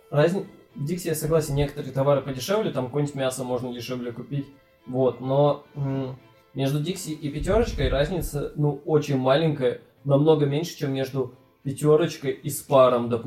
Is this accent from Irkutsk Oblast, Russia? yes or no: yes; Bratsk, Irkutsk Oblast, Russia; Спасибо, что опять назвал мой город.